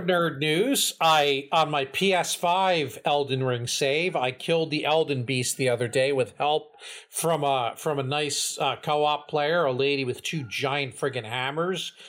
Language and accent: English; New Jersey, United States; accent: Jersey; we're from Jersey.